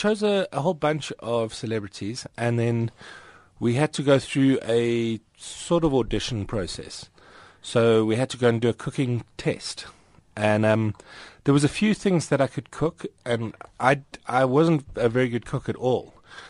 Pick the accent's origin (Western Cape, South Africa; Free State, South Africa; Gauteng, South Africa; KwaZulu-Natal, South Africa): Gauteng, South Africa; Johannesburg; I'm Joburg born and bred. So I've lived here my entire life, mostly around the Randburg area.